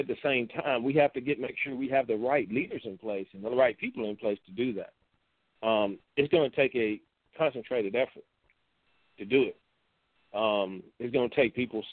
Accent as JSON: {"language": "English", "country": "United States", "said": "We as American people"}